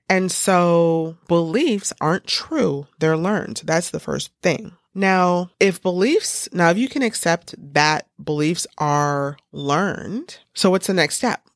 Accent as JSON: {"language": "English", "country": "United States", "said": "Every morning we stand up in the United States"}